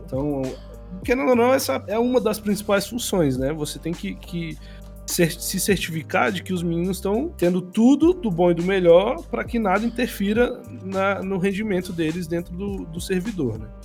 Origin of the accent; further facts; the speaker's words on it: Brasília, Federal District, Brazil; moved away as an adult; now in São Paulo, Brazil; eu estava em Brasília, eu sou de Brasília